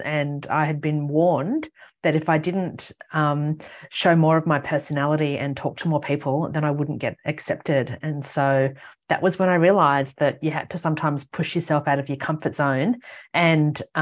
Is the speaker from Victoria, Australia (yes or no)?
no; Gosford, New South Wales, Australia; now in Caloundra, Australia; I grew up on the New South Wales Central Coast near Gosford, lived in a lot of different places before moving there when I was eight